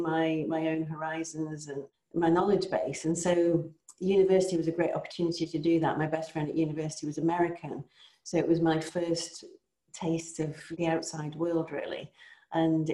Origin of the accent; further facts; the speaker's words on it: Cheshire, North West England, United Kingdom; moved away; I grew up in Cheshire. I grew up in the countryside, actually.